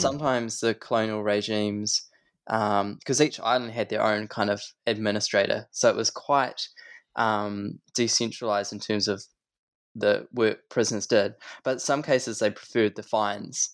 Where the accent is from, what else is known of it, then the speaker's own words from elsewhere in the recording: Christchurch, Canterbury, New Zealand; when I was a kid, I grew up in Christchurch